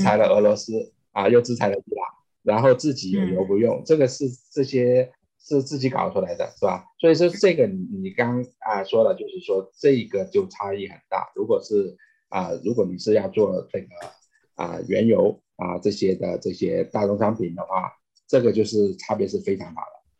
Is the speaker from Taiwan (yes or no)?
no; China; moved away as an adult; now in United States; 我是中国出生长大，啊，但是二，啊，一，一九九二年来美国三十年前，啊，是美籍华人